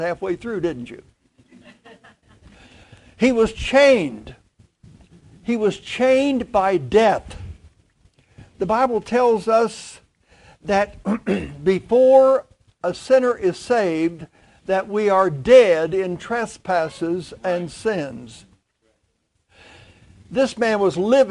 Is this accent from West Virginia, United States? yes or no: yes; Clay County, West Virginia, United States; moved away; Clay County, very poor county